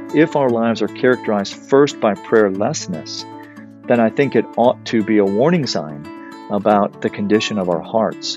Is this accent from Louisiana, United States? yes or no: yes; South Louisiana, United States; I grew up in South Louisiana, uh, here in the United States